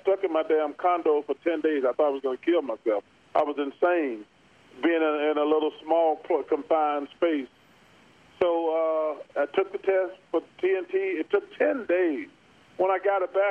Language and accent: English; Leeds, Alabama, United States; I'm from Leeds